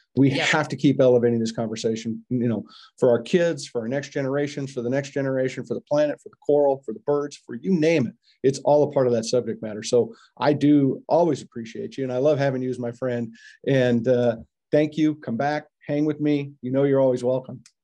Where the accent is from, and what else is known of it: United States